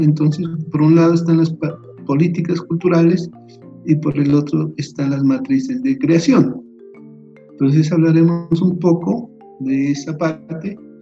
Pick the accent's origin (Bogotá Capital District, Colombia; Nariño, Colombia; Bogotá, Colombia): Nariño, Colombia; Aldana; moved away; also born or lived in Pasto / Popayán; soy de Nariño, soy de un pueblito que se llama Aldana, la frontera, es un pueblo fronterizo con el Ecuador.